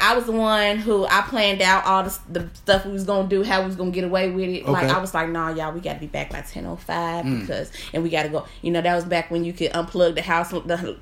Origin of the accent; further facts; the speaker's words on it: Chebanse, Illinois, United States; I am actually from Chebanse.